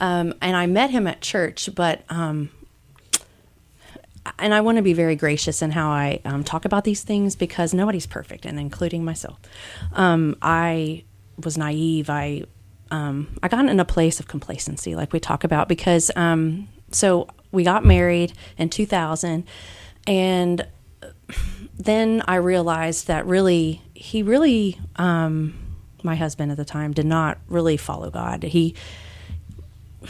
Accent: Lawrenceburg, Indiana, United States; growing up in Lawrenceburg, Indiana, small town

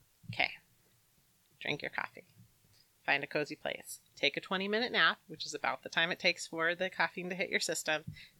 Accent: United States; I am American.

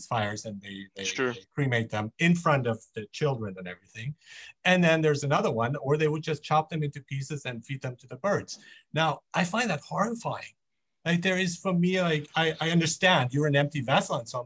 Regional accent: Germany; also born or lived in Iran; now in Vancouver, Canada; I was born in Iran, but I grew up in Germany. I live in Canada, in Vancouver

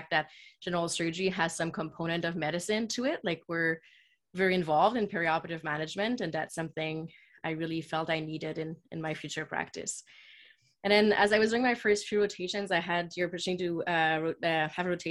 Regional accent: Quebec City, Quebec, Canada; moved away as an adult; now in Toronto, Canada; I was born and raised in Quebec City, which is a city in Quebec, which is the French side of Canada.

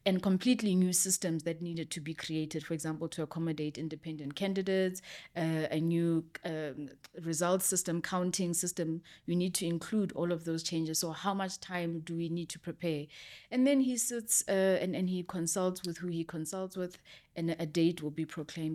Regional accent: South Africa; I'm a South African citizen

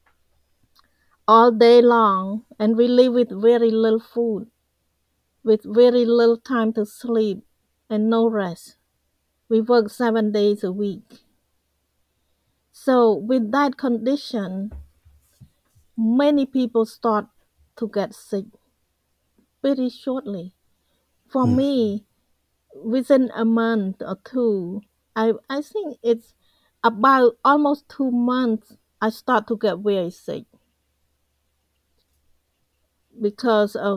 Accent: Cambodia; English is a second language; moved away as an adult; also born or lived in Phnom Penh, Cambodia; now in United States; I had to leave my family behind and leave my hometown. And I went to the capital city

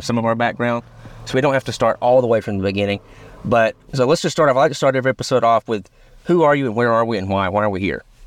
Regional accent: Rome, United States; we're both from Rome

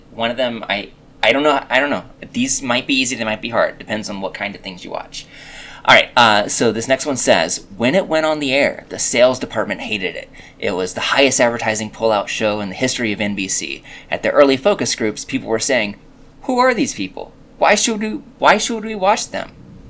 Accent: Canada; I'm Canadian, and she's English, and those are like two combinations of nice people

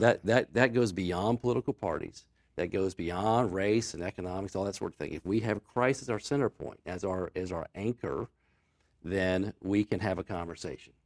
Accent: Newport News, Virginia, United States; I grew up in Hampton Roads, went to school in Newport News. I was, I was born at Riverside Hospital.

